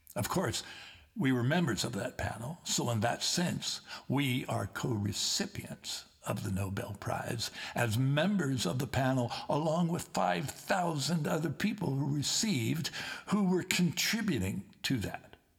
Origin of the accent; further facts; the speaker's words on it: Liverpool, North West England, United Kingdom; moved away; Keith Briffe and I come from the Liverpool area